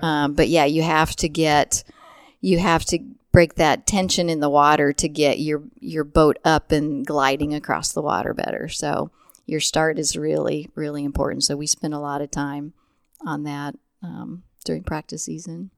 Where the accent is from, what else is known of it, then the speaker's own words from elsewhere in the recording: Chrisman, Illinois, United States; also born or lived in Indianapolis, Indiana; I grew up in central Illinois. Um, I grew up in Chrisman, Illinois.